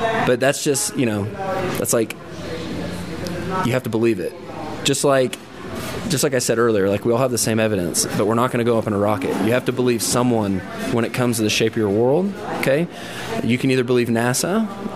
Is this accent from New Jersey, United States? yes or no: no; Fort Worth, Texas, United States; I'm from Fort Worth